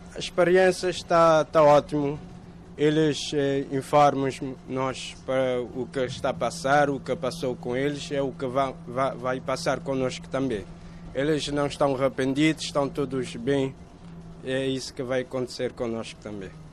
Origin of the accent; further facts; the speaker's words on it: Cape Verde; moved away as an adult; now in Moita, Portugal; nós, cabo-verdianos